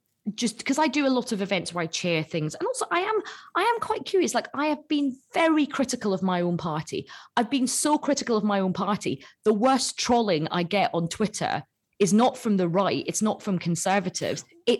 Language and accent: English; Assam, India; Yeah. I'm actually from Assam.